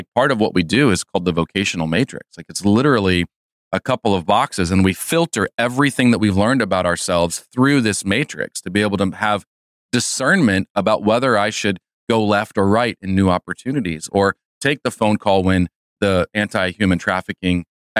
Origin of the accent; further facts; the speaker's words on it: Chicago, Illinois, United States; I was born and raised in the Chicagoland area